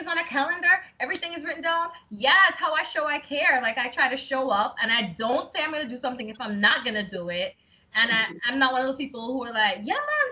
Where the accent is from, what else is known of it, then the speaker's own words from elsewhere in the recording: Jamaica; Yes, I'm Jamaican